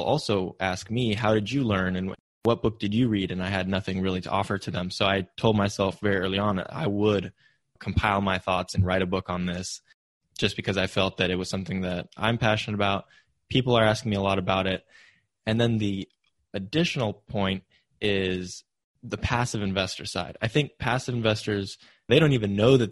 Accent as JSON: {"language": "English", "area": "Silicon Valley", "region": "California", "country": "United States", "tie": "born or raised there", "said": "growing up in Silicon Valley, my parents pushed me to go into tech"}